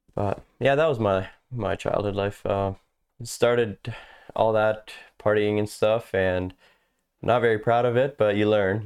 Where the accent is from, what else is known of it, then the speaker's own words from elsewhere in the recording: St. Thomas, Ontario, Canada; moved away as an adult; now in Texas, United States; born in Saint Thomas and raised around these areas. We never really moved more than ten minutes apart